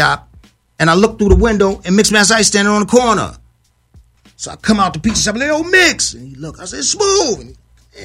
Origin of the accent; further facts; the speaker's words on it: New York City, New York, United States; I moved from the South Bronx to the North Bronx